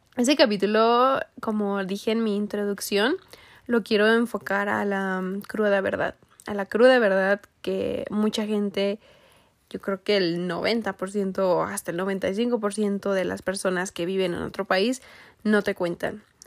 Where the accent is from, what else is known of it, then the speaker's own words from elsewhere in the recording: Mexico; moved away as an adult; hasta que salí de México